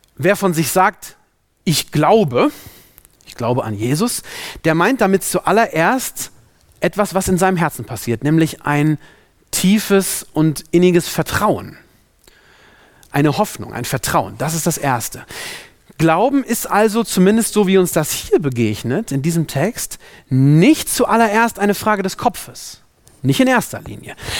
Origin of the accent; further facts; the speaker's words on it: Germany; also born or lived in Africa; hier bei uns in Deutschland